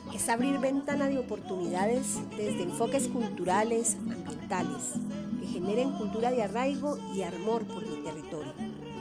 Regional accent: Tolima, Colombia

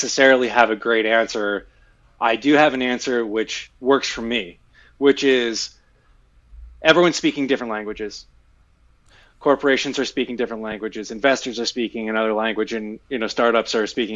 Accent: Philadelphia, Pennsylvania, United States; I'm originally from Philadelphia. Grew up a Philadelphia sports fan

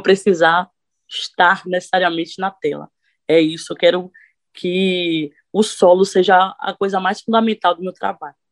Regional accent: Sapeaçu, Bahia, Brazil; now in Cachoeira, Brazil; Sapeaçu, que foi o lugar que eu vim, é um interior que a cidade toda praticamente é católica

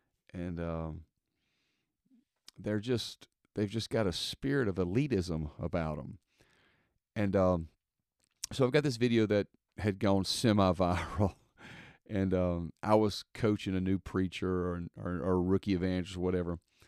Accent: the South, United States; Now, listen, I'm from the South, so Bible Belt, typically everybody's been to church before in their life.

